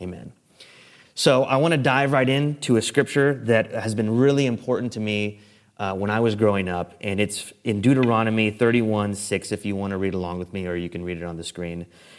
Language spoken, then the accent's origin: English; San Antonio, Texas, United States; This picture is the street sign where I grew up on West Edmosa Street. And for those of you not in San Antonio, this is close to the urban core. This is the inner city San Antonio, very close to downtown.